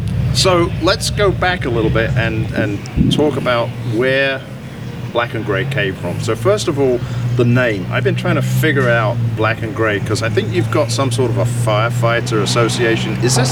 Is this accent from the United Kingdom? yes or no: yes; United Kingdom; now in United States; Me being an ex-Brit